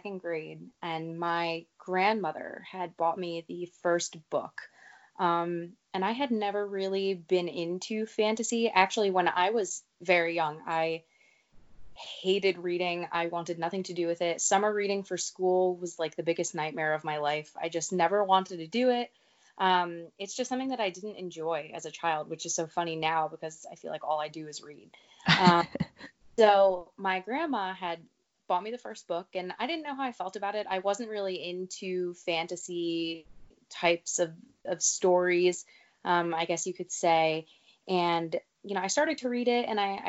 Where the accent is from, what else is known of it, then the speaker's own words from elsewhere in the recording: New Jersey, United States; also born or lived in Connecticut; I am from New Jersey. I live near the Jersey Shore